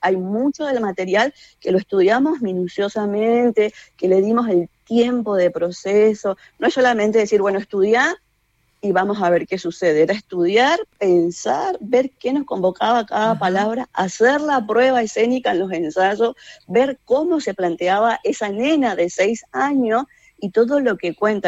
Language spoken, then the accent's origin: Spanish; Chaco, Argentina; en el teatro secundario en el Chaco, de donde yo soy